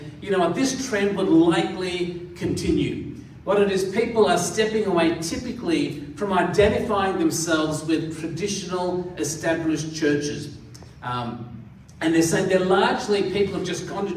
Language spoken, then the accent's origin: English; Katoomba, New South Wales, Australia; also born or lived in India; I grew up in the Blue Mountains, and I spent 6 years at high school in Katoomba.